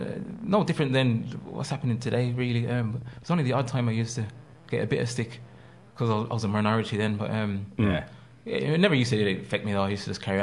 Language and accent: English; Birmingham, West Midlands, United Kingdom; moved away as an adult; also born or lived in Ireland; I'm from Birmingham.